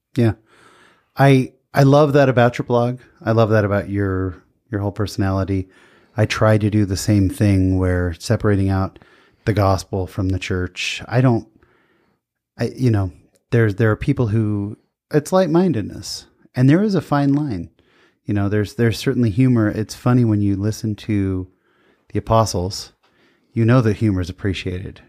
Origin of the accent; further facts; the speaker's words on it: San Jose, California, United States; now in Lindon, United States; I grew up in San Jose, California, where we had, you know, Mormons, but not a ton